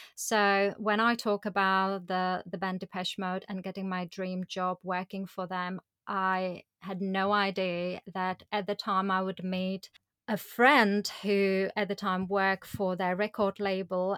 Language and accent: English; Prague, Czechia; moved away as an adult; I went on to build my life career in Prague, in my hometown